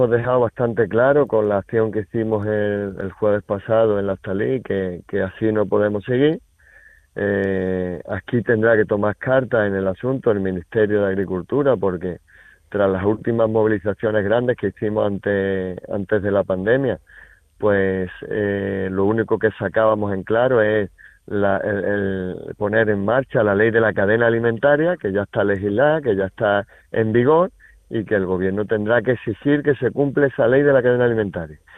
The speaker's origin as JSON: {"language": "Spanish", "town": "Sedella", "region": "Andalusia", "country": "Spain", "tie": "born or raised there", "said": "Mira, yo estoy en la comarca de la Sarquía y mi pueblo es Sedella. Yo allí es donde tengo mi casa, mi familia y mi explotación. De allí soy y allí y allí estoy."}